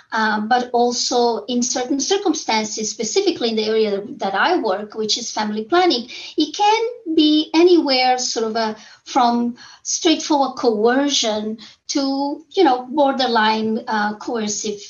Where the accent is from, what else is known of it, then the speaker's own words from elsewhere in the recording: Angola; moved away; when I was a clinician in very poor areas where I was born in Angola